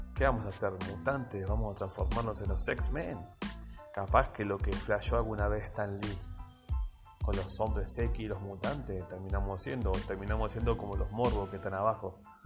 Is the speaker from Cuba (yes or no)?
no; Argentina; Soy argentino